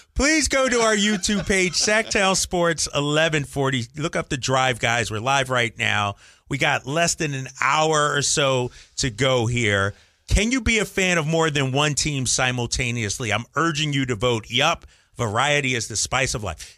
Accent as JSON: {"language": "English", "town": "Philadelphia", "region": "Pennsylvania", "country": "United States", "tie": "born or raised there", "also_born_or_lived": "Boston", "moved": "yes", "said": "as a young kid growing up in Philadelphia"}